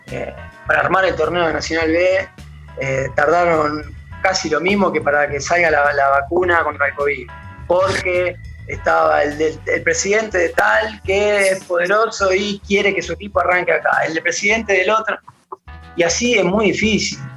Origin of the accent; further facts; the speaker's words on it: Temperley, Buenos Aires Province, Argentina; porque te voy a repetir … de Temperley y lo que haga, eh, nada, suena así chiquito.